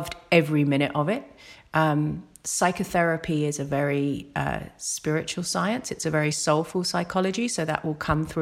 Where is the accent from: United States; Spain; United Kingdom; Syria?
United Kingdom; accent: British; now in Australia; I came out of university, that was in the UK, obviously by my accent.